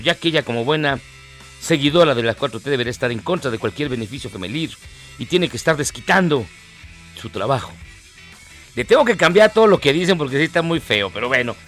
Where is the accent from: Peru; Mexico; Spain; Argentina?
Mexico; como mexicanos